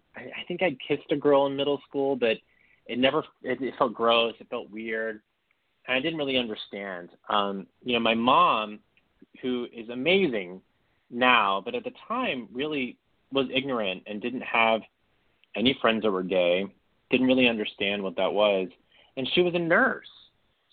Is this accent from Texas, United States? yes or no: yes; Beaumont, Texas, United States; also born or lived in Orange, Texas; I grew up about an hour and a half east of Houston in Beaumont, Texas